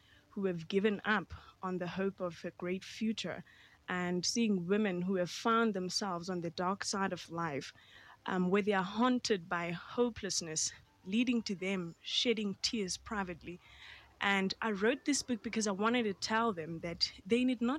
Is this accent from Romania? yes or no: no; Queenstown, Eastern Cape, South Africa; I was born and bred in Queenstown, Eastern Cape